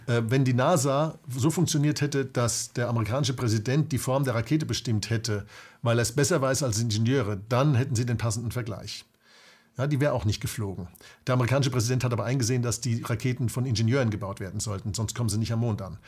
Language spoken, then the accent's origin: German; Germany; als Deutsche